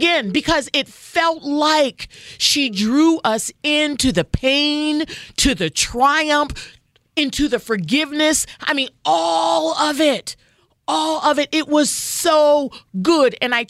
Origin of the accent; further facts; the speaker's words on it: New Jersey, United States; I grew up in New Jersey. There were a lot of Jewish kids in my community